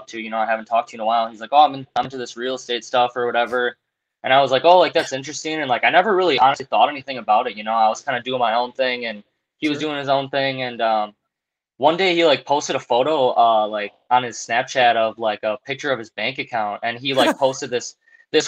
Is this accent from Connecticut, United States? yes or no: no; Wisconsin, United States; I'm from Wisconsin